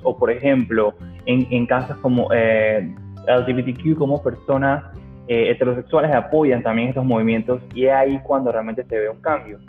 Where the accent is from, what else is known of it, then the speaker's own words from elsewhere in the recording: Panama; nosotros como panameños